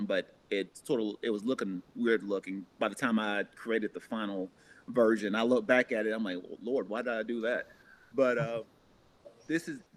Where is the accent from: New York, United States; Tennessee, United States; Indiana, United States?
Tennessee, United States; moved away; a school back in my hometown in Tennessee